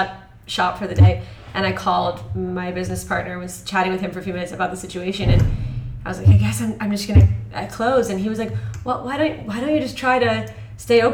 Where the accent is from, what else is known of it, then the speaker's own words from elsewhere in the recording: Connecticut, United States; moved away as an adult; now in Shanghai, China; I kind of grew up in Connecticut, high school and stuff.